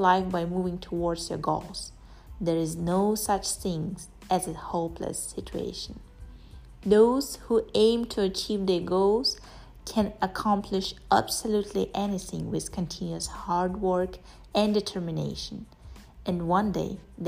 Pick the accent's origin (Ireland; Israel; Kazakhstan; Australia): Kazakhstan; I'm from Kazakhstan